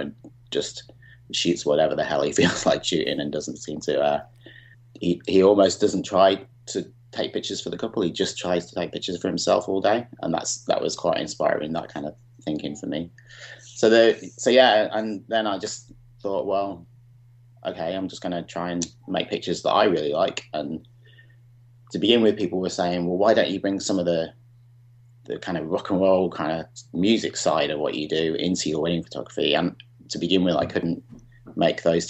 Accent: Chester, North West England, United Kingdom; also born or lived in Birmingham; now in Montreal, Canada; I'm from Chester originally, but lived in Birmingham for 25 years.

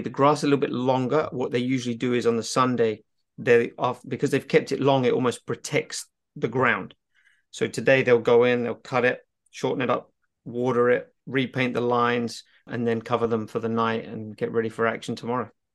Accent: England, United Kingdom; being English, because we grew up around

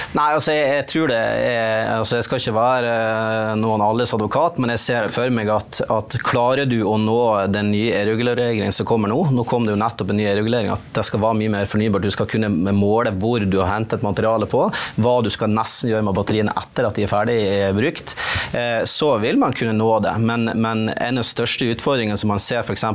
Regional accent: Nordland, Norway; der jeg kommer fra, i Øyfjellet, der har du en svær vindpark

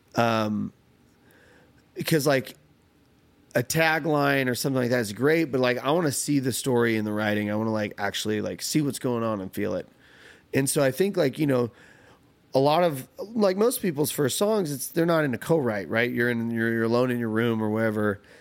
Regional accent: California, United States; moved away; growing up in California or only around Californians

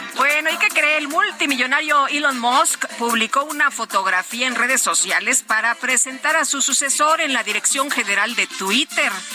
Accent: Zacatecas, Mexico; yo soy de Zacatecas

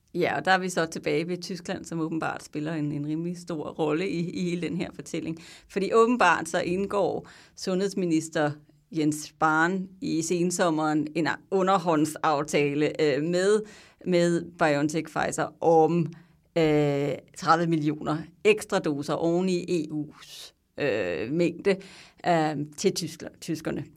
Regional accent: Denmark; now in Belgium; man sidder der som dansker

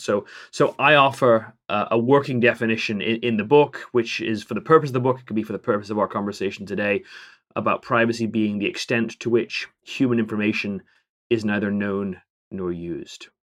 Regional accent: England, United Kingdom; as an Englishman

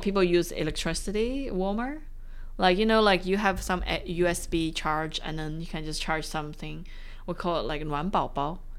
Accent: China; now in Australia; I'm from China

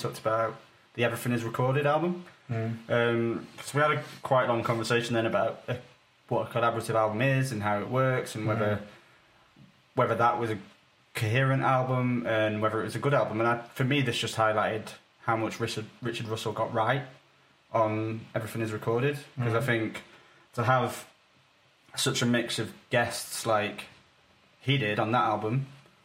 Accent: United Kingdom; I'm British

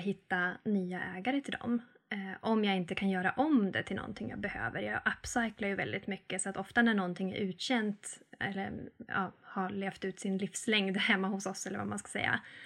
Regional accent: Arvidsjaur, Norrbotten County, Sweden; now in Mellösa, Sweden; Jag kommer från Arvidsjaur, men just nu så bor jag i Mellösa

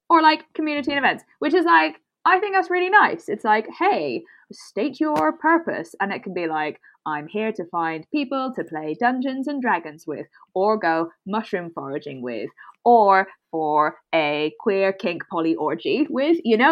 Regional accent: Brussels, Brussels-Capital Region, Belgium; first language English; moved away; I'm from Belgium.

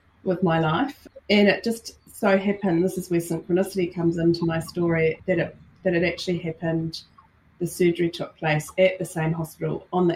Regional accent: New Zealand; I'm Kiwi, based in New Zealand, live in New Zealand, born and bred

